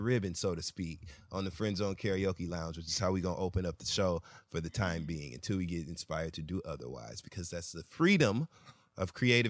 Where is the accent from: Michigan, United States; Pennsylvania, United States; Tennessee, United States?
Michigan, United States; Flint; I had to go home. I was Adele. Oh, I'm my hometown. I was Adele. I went to Flint this weekend.